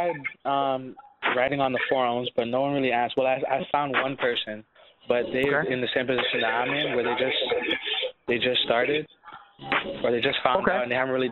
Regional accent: Toronto, Ontario, Canada; I'm from Toronto, Canada.

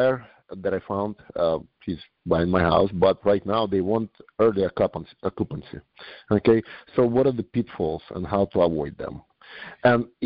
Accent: New York, United States; I'm also from New York.

